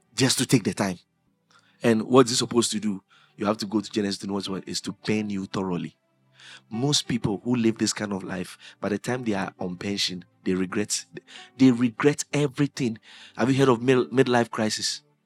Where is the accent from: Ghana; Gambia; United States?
Ghana; Accra, Greater Accra; I grew up in Anadaraka. That's where we grew up. The Ghana Commercial Bank, the tower.